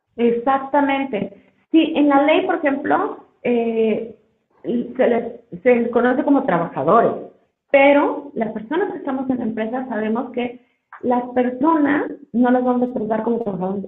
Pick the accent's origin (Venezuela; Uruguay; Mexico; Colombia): Mexico; como mexicanos